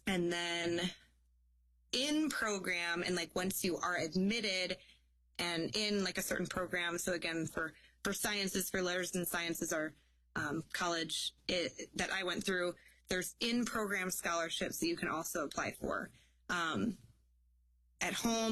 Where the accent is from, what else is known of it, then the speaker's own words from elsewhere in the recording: Illinois, United States; moved away as an adult; now in Wisconsin, United States; I was in state because I was from Illinois